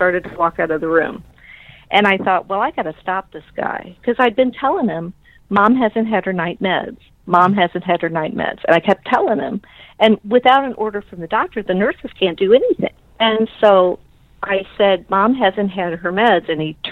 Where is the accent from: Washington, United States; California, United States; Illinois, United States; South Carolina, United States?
Illinois, United States; Belleville; I grew up in Belleville